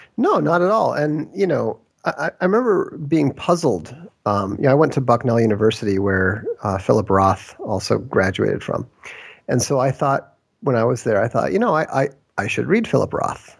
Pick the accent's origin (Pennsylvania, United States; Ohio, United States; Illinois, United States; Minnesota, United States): Minnesota, United States; I grew up in Minnesota